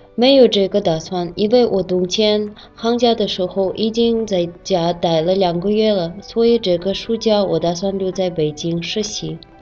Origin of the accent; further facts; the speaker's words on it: Kazakhstan; Chinese is a second language; moved away as an adult; now in Beijing, China; 来自哈萨克斯坦的